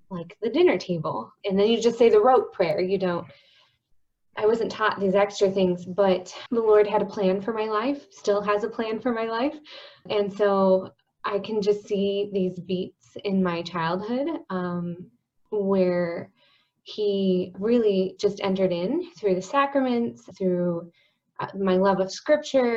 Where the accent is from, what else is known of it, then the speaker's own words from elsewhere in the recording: Omaha, Nebraska, United States; Born and raised in Omaha, Nebraska, and love living here.